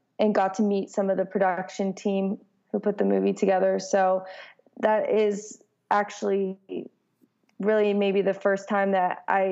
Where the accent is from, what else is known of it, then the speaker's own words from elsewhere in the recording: Los Angeles, California, United States; moved away as an adult; now in Nashville, United States; I'm from California and I grew up in the greater part of Los Angeles, and I actually moved to Nashville about 2 years ago